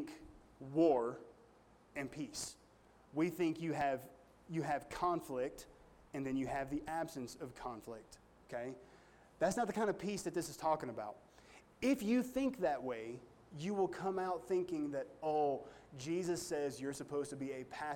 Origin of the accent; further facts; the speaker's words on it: United States; me as an American